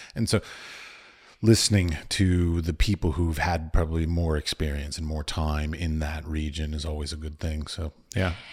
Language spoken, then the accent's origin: English; United States; now in Prague, Czech Republic; I'm from the United States